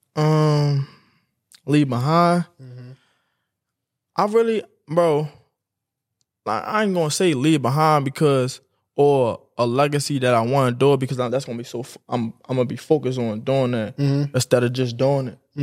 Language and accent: English; Baltimore, Maryland, United States; I'm coming from West Baltimore